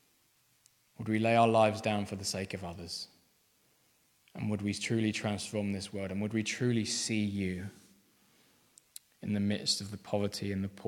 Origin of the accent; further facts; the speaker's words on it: Aldershot, South East England, United Kingdom; I was brought up in Aldershot